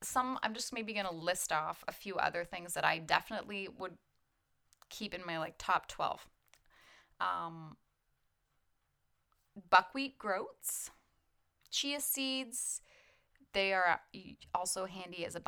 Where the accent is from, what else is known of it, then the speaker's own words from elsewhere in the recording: Canada; I'm Canadian